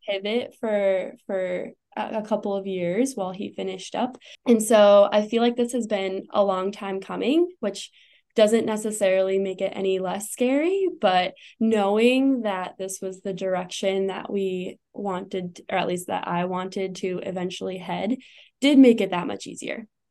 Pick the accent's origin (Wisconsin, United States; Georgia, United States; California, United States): Wisconsin, United States; moved away as an adult; also born or lived in St. Louis, Missouri; now in Arizona, United States; I grew up in Wisconsin and moved to St. Louis, uh, lived there for about five years